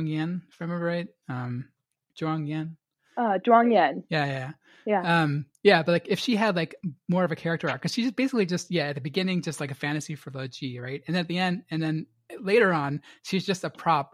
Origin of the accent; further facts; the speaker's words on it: United States; as an American reader